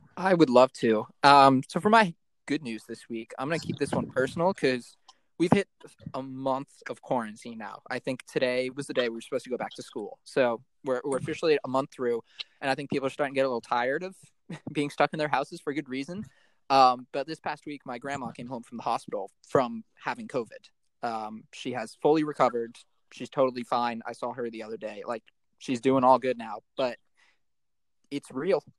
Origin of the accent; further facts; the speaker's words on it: East Coast, United States; I'm from the East Coast